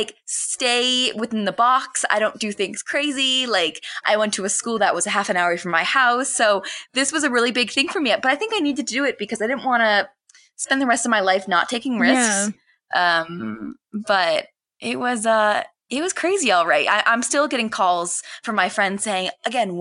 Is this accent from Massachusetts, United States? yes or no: yes; Boston, Massachusetts, United States; moved away as an adult; now in Utah, United States; I'm originally from Boston, moved out here about 8 months ago.